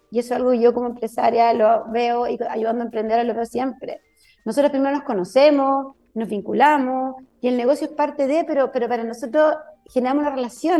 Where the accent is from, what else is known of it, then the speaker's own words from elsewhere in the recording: Chile; somos chilenas